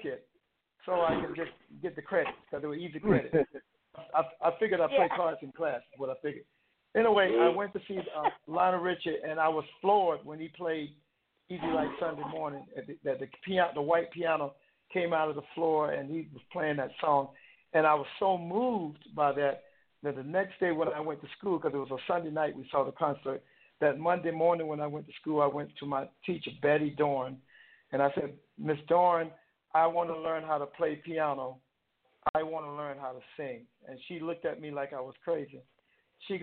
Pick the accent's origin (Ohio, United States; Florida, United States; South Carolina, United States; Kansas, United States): South Carolina, United States; moved away as an adult; also born or lived in Westbury, Long Island, New York / Hawaii; I grew up in South Carolina